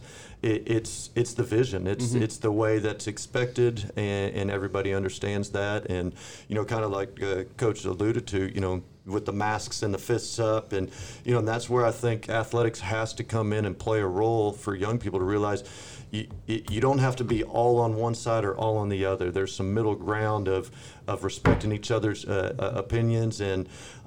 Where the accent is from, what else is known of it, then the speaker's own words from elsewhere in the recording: San Antonio, Texas, United States; also born or lived in Dallas–Fort Worth Metroplex, Texas; now in Forney, United States; I'm originally from San Antonio, Texas. My dad was a high school football coach, so I grew up on the sidelines. My mom was an elementary PE teacher, so two educators, and grew up down there